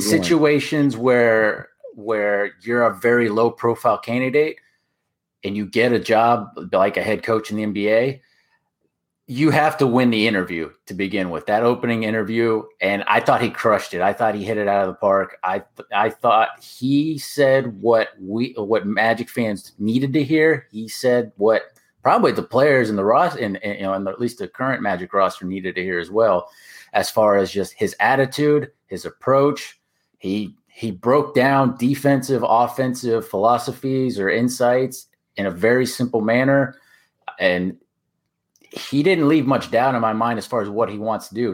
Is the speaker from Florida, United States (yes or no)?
yes; Orlando, Florida, United States; I am born and raised in Orlando